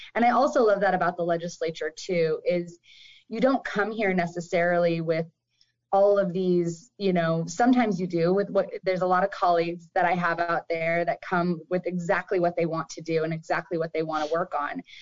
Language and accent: English; Marysville, Washington, United States; also born or lived in Everett; I grew up in Marysville